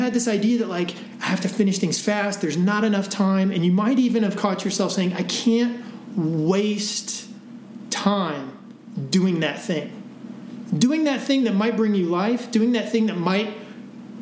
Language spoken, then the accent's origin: English; Midwest, United States; now in Breckenridge, United States; I grew up in the Midwest